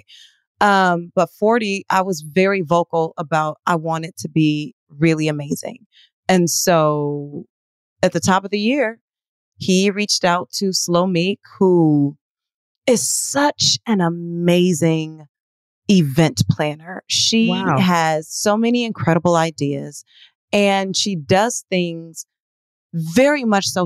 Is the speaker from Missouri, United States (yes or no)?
no; Detroit, Michigan, United States; I am from Detroit.